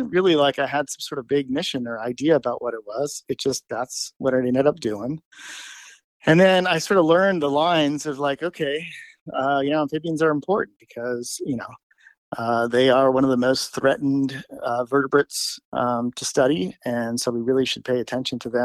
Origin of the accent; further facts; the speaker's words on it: Los Angeles, California, United States; now in South Dakota, United States; I grew up in Los Angeles in the city